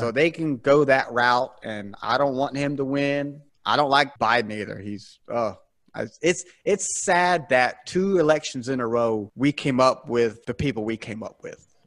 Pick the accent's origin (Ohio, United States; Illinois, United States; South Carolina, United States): South Carolina, United States; born or raised there